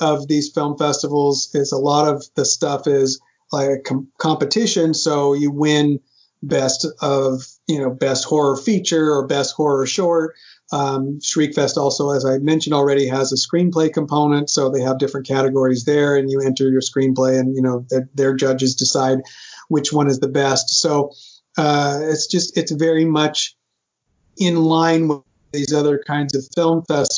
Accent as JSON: {"language": "English", "region": "California", "country": "United States", "also_born_or_lived": "Pennsylvania", "said": "We're from California"}